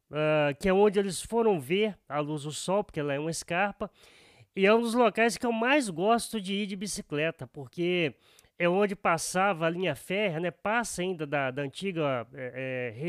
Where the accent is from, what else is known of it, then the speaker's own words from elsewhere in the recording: Guiricema, Minas Gerais, Brazil; now in Viçosa, Brazil; uma cidadezinha pequenininha lá de Guiricema, né, que é a minha terra natal